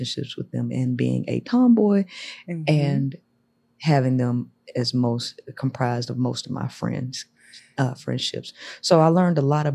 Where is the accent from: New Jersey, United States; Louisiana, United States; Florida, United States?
Louisiana, United States; Shreveport; moved away as an adult; now in Houston, United States; I'm originally from Shreveport, Louisiana, but I live in Texas. I've been in Houston for 12 years now.